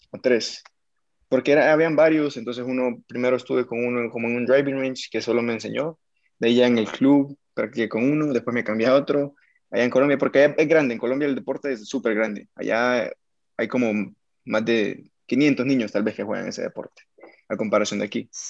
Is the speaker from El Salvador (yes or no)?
yes; El Salvador; also born or lived in Bogotá; Sí, yo soy salvadoreño.